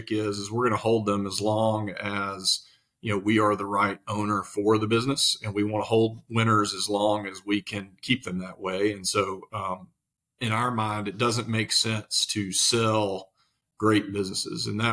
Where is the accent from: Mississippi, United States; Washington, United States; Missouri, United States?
Mississippi, United States; moved away as an adult; now in Nashville, United States; I'm actually originally from Mississippi, as you can probably hear, but about 10 years ago, like everybody else, I moved to Nashville.